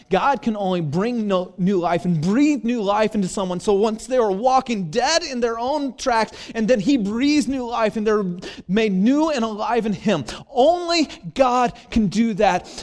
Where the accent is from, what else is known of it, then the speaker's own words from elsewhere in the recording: Santa Cruz, California, United States; my hometown Santa Cruz